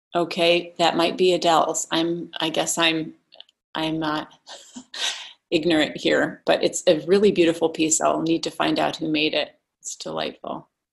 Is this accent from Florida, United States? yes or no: no; Alaska, United States; growing up in Alaska